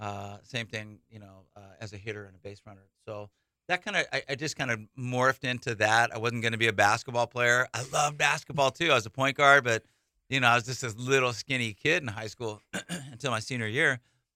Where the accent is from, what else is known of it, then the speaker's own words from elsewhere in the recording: California, United States; now in Hawaii, United States; You know what? I grew up in the Bay Area.